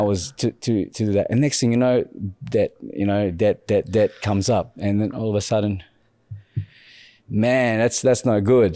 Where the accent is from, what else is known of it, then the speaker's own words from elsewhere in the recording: Philippines; now in Australia; my growing up in the Philippines